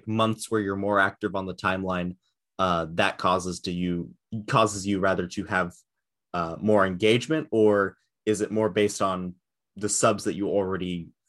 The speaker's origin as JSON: {"language": "English", "country": "United States", "said": "So I'm an American."}